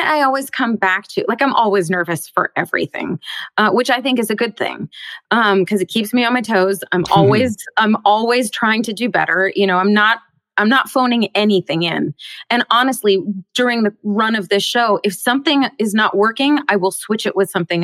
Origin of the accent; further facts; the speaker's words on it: Bellevue, Washington, United States; I grew up in Seattle. Well, just outside of Seattle in Bellevue, Washington